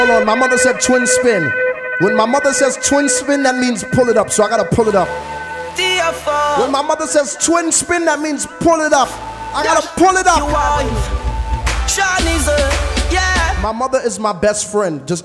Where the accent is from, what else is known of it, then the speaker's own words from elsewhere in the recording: New York City, New York, United States; also born or lived in Mount Vernon, New York; I was born in Mount Vernon, New York, but I was raised uptown